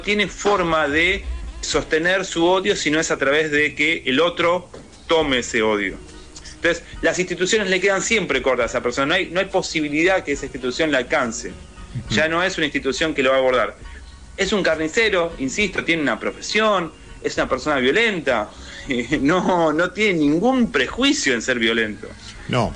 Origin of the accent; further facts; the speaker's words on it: Argentina; acá en Argentina lo tenemos